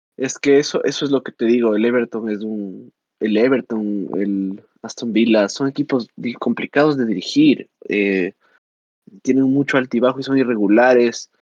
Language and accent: Spanish; Ecuador; yo como ecuatoriano